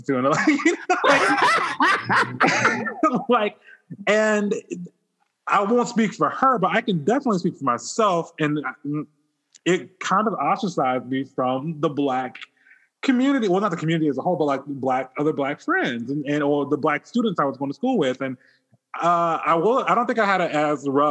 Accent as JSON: {"language": "English", "town": "Mobile", "region": "Alabama", "country": "United States", "said": "I'm from Southern Alabama, the Mobile area, actually, the Baymanette"}